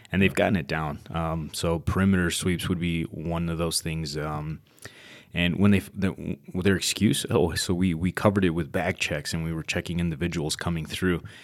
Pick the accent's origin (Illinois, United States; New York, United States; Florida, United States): Illinois, United States; Chicago; now in Arizona, United States; it was a rough time growing up in Chicago